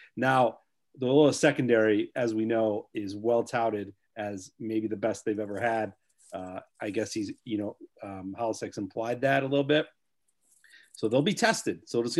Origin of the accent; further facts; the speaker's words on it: the South Suburbs, Illinois, United States; I'm from the South Suburbs